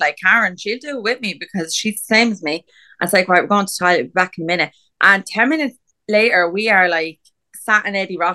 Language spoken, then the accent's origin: English; Ireland; we're Irish